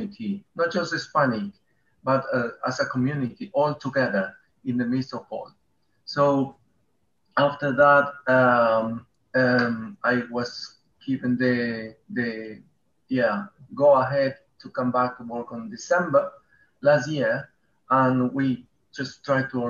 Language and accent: English; Peru; English is a second language; moved away as an adult; now in Bedford, United Kingdom; I'm coming from Peru